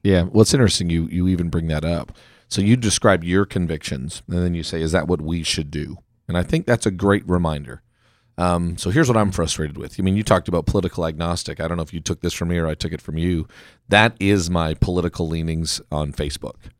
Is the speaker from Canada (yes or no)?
yes; Canada; now in United States; I am a Canadian, you know, in America